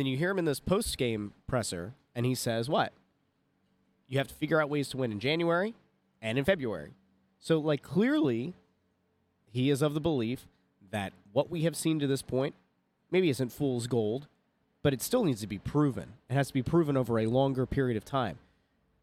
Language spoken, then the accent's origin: English; Schuylkill County, Pennsylvania, United States; my my hometown middle school